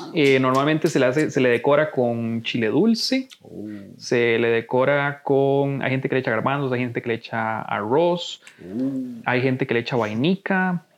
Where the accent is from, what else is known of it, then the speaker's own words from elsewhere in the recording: Costa Rica; nos identifica como costarricenses